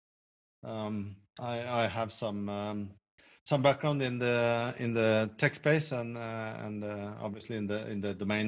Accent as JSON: {"language": "English", "country": "Norway", "also_born_or_lived": "south of France", "moved": "as an adult", "lives_now": "France", "said": "I'm Norwegian"}